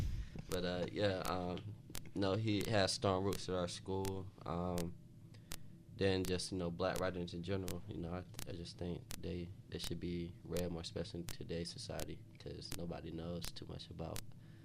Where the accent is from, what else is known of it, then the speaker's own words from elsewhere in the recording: Wilmington, North Carolina, United States; now in Charlotte, United States; growing up in Wilmington